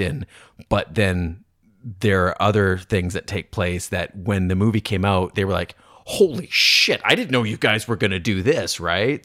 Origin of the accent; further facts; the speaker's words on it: Canada; I'm Canadian